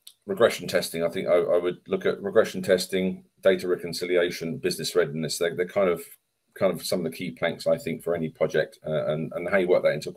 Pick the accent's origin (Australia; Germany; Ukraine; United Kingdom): United Kingdom; England; I'm English